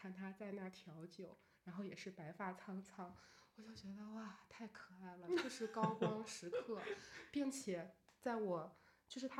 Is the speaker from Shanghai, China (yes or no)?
no; Beijing, China; 我说我是从北京来的。